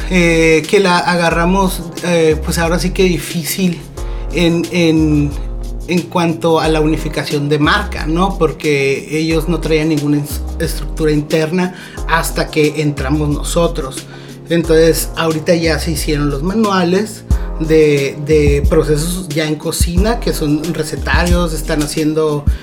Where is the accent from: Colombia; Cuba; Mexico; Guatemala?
Mexico; O sea, como mexicana